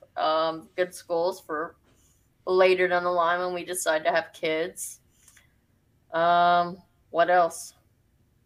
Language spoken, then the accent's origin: English; Nashville, Tennessee, United States; now in Omaha, United States; I'm originally from Nashville, Tennessee.